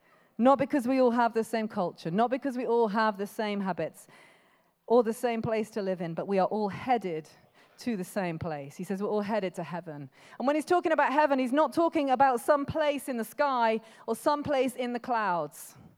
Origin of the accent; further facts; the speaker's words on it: Birmingham, West Midlands, United Kingdom; born there; now in Coventry, United Kingdom; I know they could find out that I live in Coventry. They could listen to my accent. They might find out I was born in Birmingham.